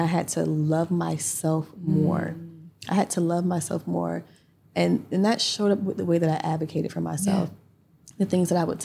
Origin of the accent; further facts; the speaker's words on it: Pine Hills, Florida, United States; the 18-year-old yes. girl from Pine Hills